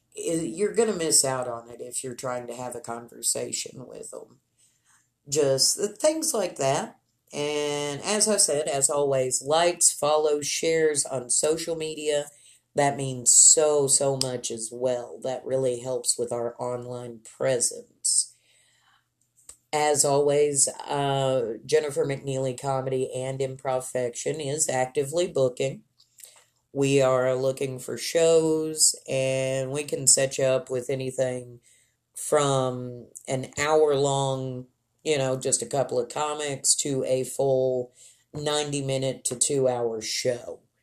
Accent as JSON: {"language": "English", "town": "Lubbock", "region": "Texas", "country": "United States", "tie": "born or raised there", "said": "Lubbock, my hometown"}